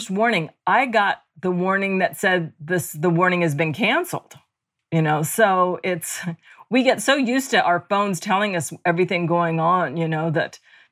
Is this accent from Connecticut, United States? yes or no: no; Hawaii, United States; growing up in Hawaii